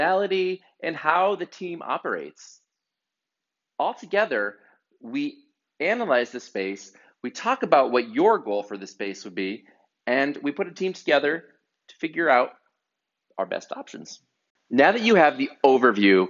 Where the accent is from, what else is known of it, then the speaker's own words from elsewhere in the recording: northeastern Pennsylvania, United States; an amazing architecture firm in my hometown in northeastern Pennsylvania